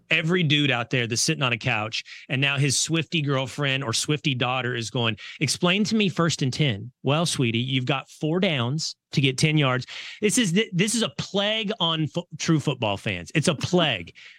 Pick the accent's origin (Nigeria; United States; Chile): United States; Sherman, Texas; now in Dallas, United States; I live in Dallas. I, I'm from Sherman, which is an hour outside